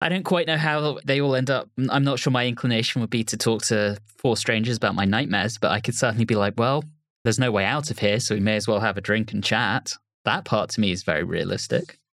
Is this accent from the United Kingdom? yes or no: yes; London, United Kingdom; I grew up in Putney